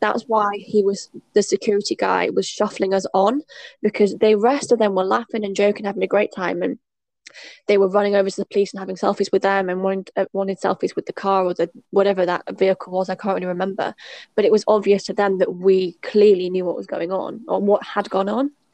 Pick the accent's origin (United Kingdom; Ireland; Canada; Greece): United Kingdom; moved away; also born or lived in China; as a Brit